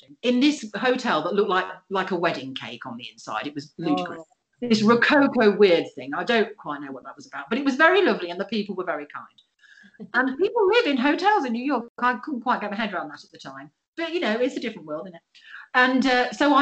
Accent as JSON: {"language": "English", "region": "England", "country": "United Kingdom", "said": "I'm from England and we're little"}